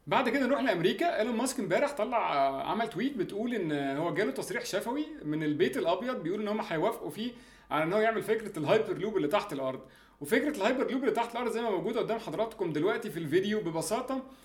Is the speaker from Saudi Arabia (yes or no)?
no; Egypt; عندنا في مصر